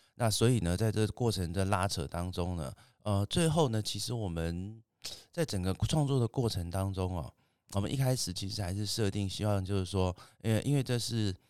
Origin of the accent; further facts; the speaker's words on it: Greater Taoyuan area, Taiwan; 我们都是一个大桃园地区的伙伴